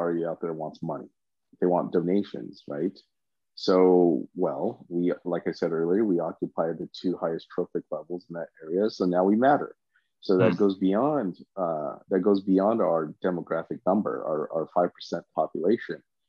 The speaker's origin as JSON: {"language": "English", "country": "United States", "said": "people knew I was from America and they treated me completely as an American"}